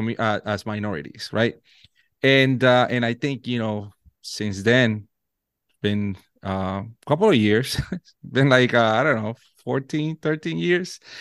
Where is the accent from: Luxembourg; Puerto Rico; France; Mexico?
Puerto Rico; first language Spanish; English is a second language; moved away as an adult; now in Virginia, United States; I was born and raised in Puerto Rico.